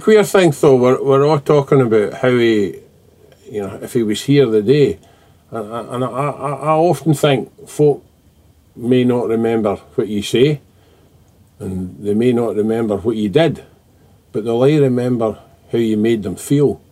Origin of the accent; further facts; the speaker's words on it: Dumfries, Scotland, United Kingdom; since I was born in Dumfries